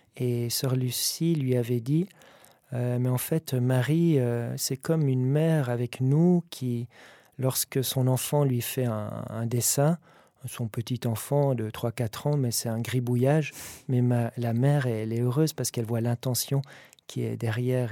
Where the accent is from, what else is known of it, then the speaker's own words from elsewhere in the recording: Valais, Switzerland; je suis valaisan